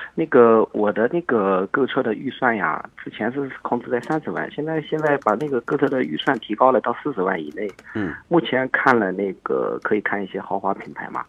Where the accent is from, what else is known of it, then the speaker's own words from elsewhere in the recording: Jiangsu, China; 我是江苏的嘛